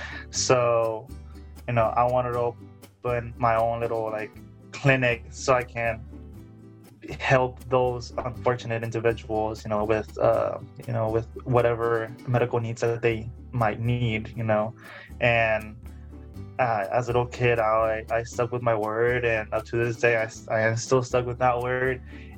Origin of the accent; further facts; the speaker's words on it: Alamo, Texas, United States; I am from Alamo, Texas.